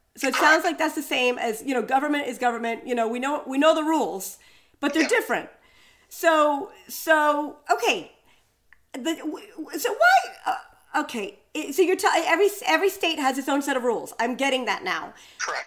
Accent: New York City, New York, United States; as a New Yorker walking through Central Park

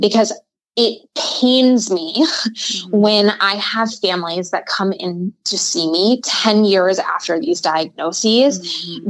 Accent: Midwest, United States; I'm from the Midwest.

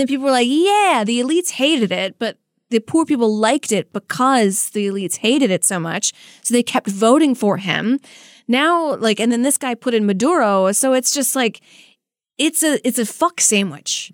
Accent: United States; I'm speaking as an American

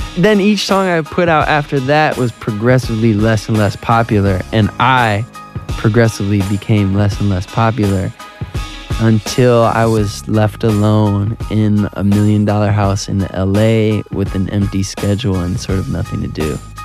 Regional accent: Southfield, Michigan, United States; my hometown, Southfield, Michigan

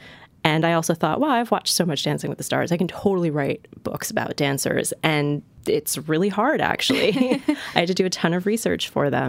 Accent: New York City, New York, United States; I'm a New York City-based romance writer, born and raised in the Bronx.

